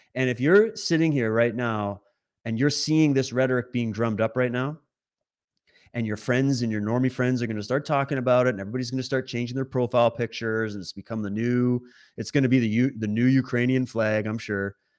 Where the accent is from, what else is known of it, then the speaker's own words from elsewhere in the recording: Canada; also born or lived in Alberta / Ontario / Saskatchewan; now in British Columbia, Canada; I was born in Alberta, raised in Sis-, Ontario and Saskatchewan, and I now resi-, reside in British Columbia